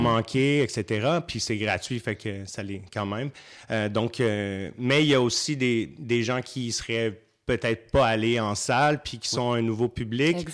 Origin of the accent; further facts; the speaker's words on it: Saint-Hyacinthe, Quebec, Canada; moved away; je viens à la base, je viens de Saint-Hyacinthe, ça fait longtemps que je suis plus là-bas